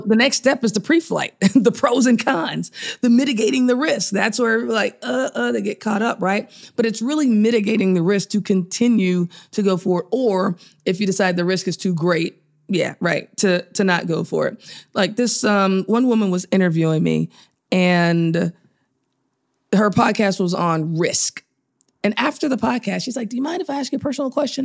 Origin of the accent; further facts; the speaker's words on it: Chicago, Illinois, United States; I was born in Chicago